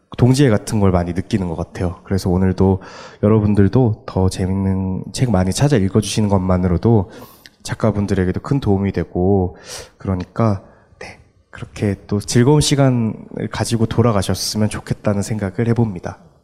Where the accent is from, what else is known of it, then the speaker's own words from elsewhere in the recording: Daegu, South Korea; 제 고향이었던 수성못이라는 곳이 있어요, 대구에.